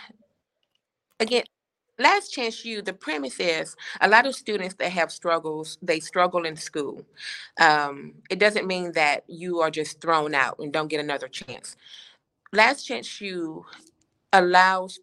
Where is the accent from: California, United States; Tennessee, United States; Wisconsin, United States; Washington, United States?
Tennessee, United States; Chattanooga; now in Atlanta, United States; I'm born and raised in Chattanooga, Chattanooga, Tennessee, but I currently live in Atlanta, Georgia.